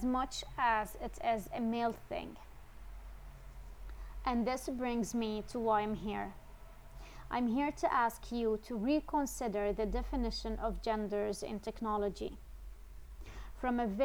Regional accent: Syria; now in Netherlands; I was born and raised in Syria, but I currently live in the Netherlands

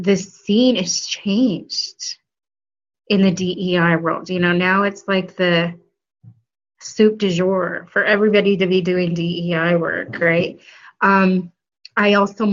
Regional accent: Flagstaff, Arizona, United States; moved away as an adult; also born or lived in Colorado / Washington, District of Columbia, United States / Illinois; now in New York, United States; Northern Arizona University in my hometown

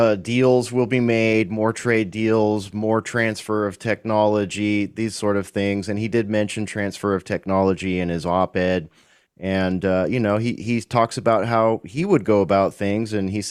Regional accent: California, United States; also born or lived in Central Texas; now in Texas, United States; as an American and a Californian

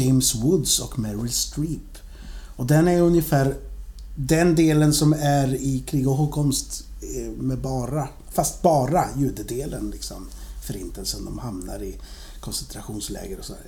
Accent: Sweden; jag är ju från Sverige också

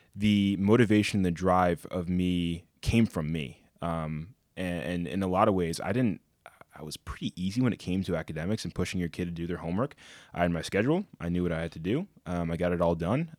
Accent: Connecticut, United States; growing up in Connecticut

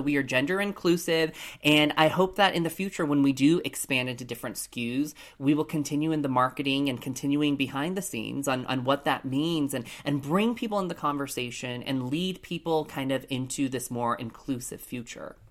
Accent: Colorado Springs, Colorado, United States; Growing up in Colorado Springs, Colorado, I was the only lone Asian person growing up in, in my school

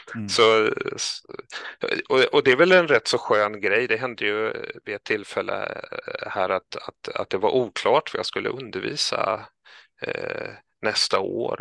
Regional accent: Kalmar County, Sweden; moved away as an adult; now in Stockholm, Sweden; jag är från Öland och kom upp hit eh, för utbildning till Stockholm

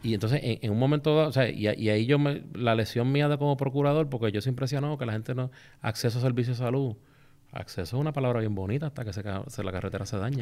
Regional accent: Vieques, Puerto Rico; yo soy de allí de Vieques

